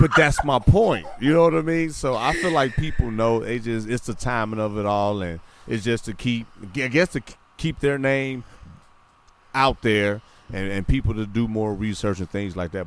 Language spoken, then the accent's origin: English; Midwest, United States; born and raised in the Midwest